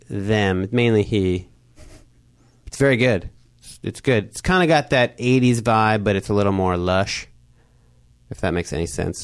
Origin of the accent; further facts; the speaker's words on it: Chicago, Illinois, United States; I come from Chicago, which has the house tradition